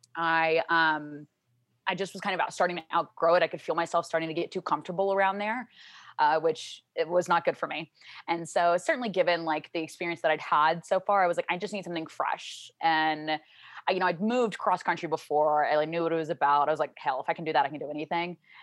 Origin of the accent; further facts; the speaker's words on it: Shreveport, Louisiana, United States; moved away as an adult; also born or lived in Arizona; now in Dallas, United States; I grew up in Louisiana, uh, my whole life until I was eighteen